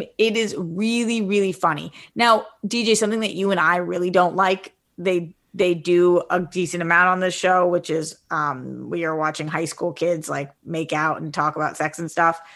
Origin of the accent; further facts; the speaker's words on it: East Coast, United States; now in West Coast, United States; I came from the East Coast. I live on the West Coast.